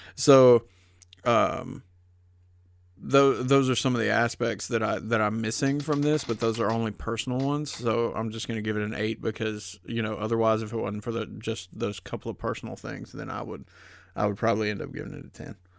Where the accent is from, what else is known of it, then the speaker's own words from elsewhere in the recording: the South, United States; growing up in the South